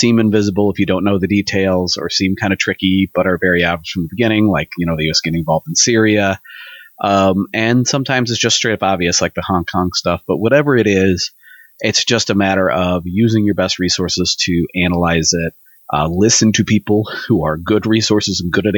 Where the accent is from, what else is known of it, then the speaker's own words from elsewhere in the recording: United States; we as Americans